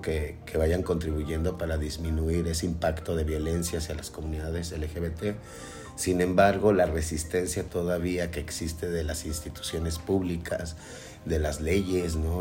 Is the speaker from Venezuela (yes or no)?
no; Mexico; soy una persona que paga impuestos y que soy mexicana